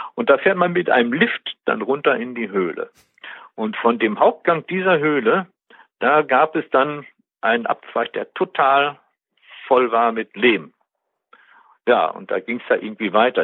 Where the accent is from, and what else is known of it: Westmünsterland, North Rhine-Westphalia, Germany; born or raised there; moved away as an adult; also born or lived in Bielefeld; now in Detmold, Germany